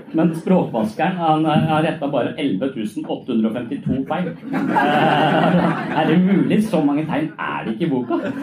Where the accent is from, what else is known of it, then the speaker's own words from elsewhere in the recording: Tønsberg, Vestfold, Norway; moved away; jeg er fra Tønsberg